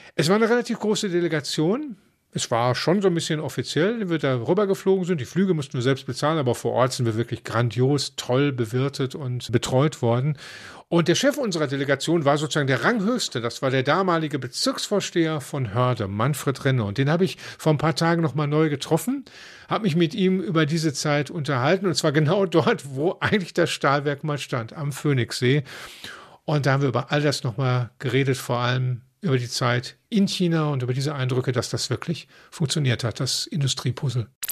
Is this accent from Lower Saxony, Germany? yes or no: no; Dortmund, North Rhine-Westphalia, Germany; wir als Dortmunder